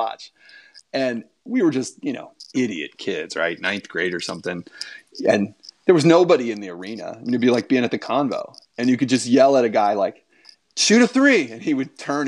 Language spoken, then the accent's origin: English; Fairfax, Virginia, United States; also born or lived in Colorado; growing up in Fairfax, I literally 1,000 yards away from the Patriot Center.